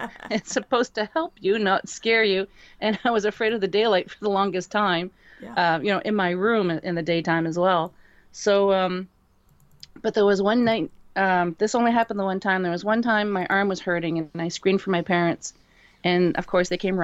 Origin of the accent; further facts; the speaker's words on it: Dieppe, New Brunswick, Canada; up on the east coast of Canada in a province called New Brunswick. And the town that we lived in, Dieppe